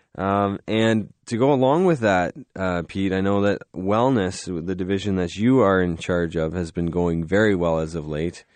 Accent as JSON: {"language": "English", "country": "Canada", "said": "we're Canadian"}